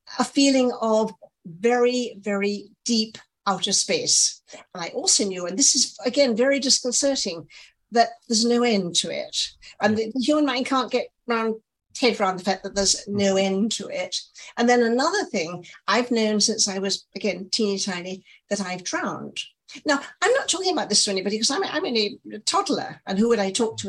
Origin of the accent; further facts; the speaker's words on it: England, United Kingdom; moved away as an adult; now in New York, United States; you're in England, and obviously I'm English